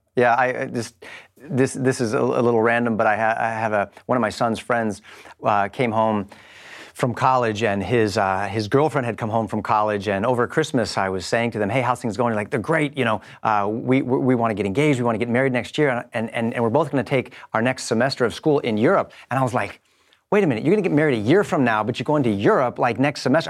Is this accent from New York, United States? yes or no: no; Los Angeles, California, United States; I'm from Los Angeles